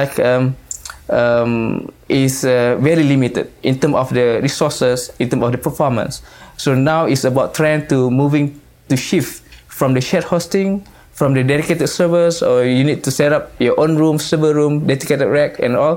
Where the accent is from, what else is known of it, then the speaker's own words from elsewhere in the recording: Johor Bahru, Johor, Malaysia; I'm from Malaysia. Mm-hmm. So my hometown is Johor Bahru.